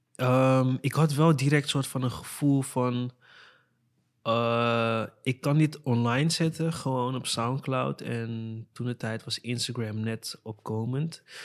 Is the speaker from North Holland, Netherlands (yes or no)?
yes; Amsterdam, North Holland, Netherlands; also born or lived in Weesp; ik kwam uit Amsterdam Zuidoost